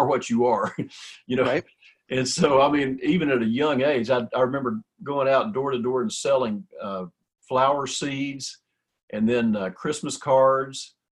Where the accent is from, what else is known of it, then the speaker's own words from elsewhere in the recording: Cisco, Texas, United States; I was born in Cisco, Texas, and it's a teeny little town out in West Texas